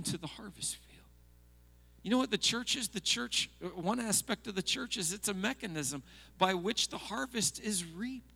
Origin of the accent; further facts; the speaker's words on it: United States; as an American